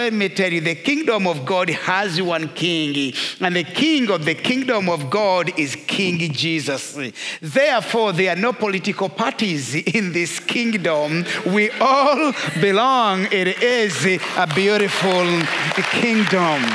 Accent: Rwanda; moved away; I am first of all a Christian and secondary Rwandan

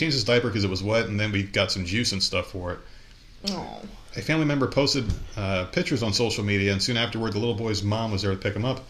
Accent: New York, United States; now in US South; We're like, wow, everything's different here in the South because we came from New York.

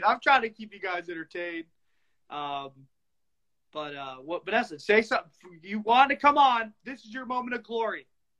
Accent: Texas, United States; now in Southern California, United States; I was actually born in Texas

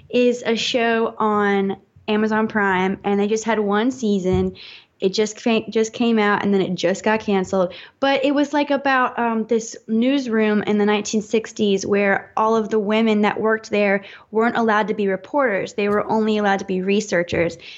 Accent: the South, United States; it completely changed my changed my life pretty much because I'm from the South, and there's a lot of repression there

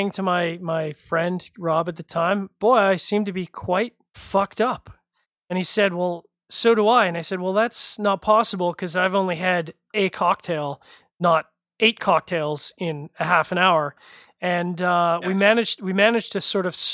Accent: Canada; being Canadian, it's kind of in my blood

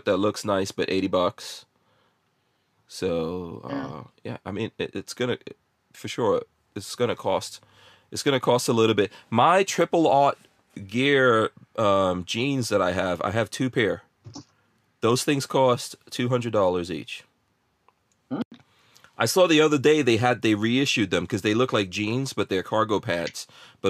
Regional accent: New York, United States; also born or lived in Guyana; I grew up in New York

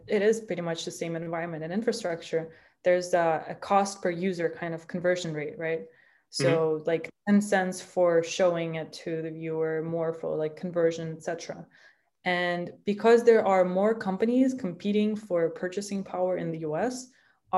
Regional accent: Minsk, Belarus; now in United States; if I were to live in my hometown, Minsk

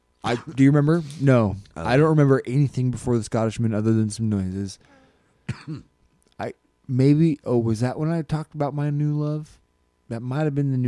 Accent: Alaska, United States; moved away; what Alaskan life as a kid was like

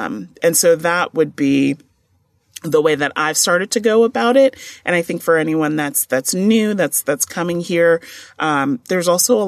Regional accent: New York, United States; I'm originally from New York, so I went to NYU and I went to Fordham.

